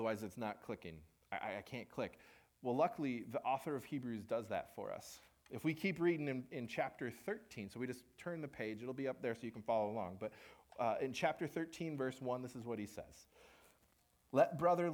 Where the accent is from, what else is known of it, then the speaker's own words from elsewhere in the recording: Minnesota, United States; we're from Minnesota